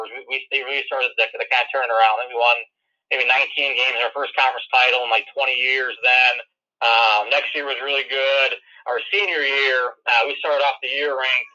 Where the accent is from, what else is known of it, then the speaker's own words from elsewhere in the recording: Wisconsin, United States; accent: Wisconsin; I'm originally from Wisconsin, so you could probably tell I have a bit of an accent with that, but real small town